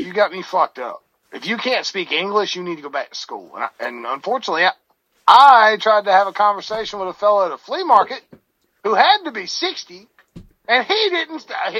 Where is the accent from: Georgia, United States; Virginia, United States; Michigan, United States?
Georgia, United States; I'm from Georgia. I'm not from Alabama.